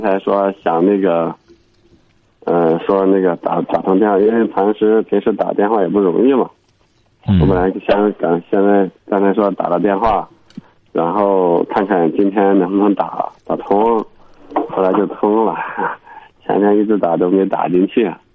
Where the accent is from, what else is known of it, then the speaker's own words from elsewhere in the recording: Henan, China; moved away as an adult; now in Urumqi, China; 我是河南的，我在乌鲁木齐